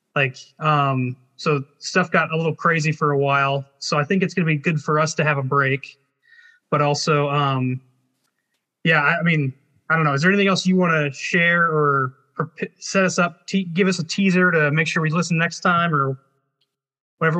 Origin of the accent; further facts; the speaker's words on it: Arizona, United States; he and I are from the same area. We're both grew up Nazarene, but like we're from the Arizona, so the the Southwest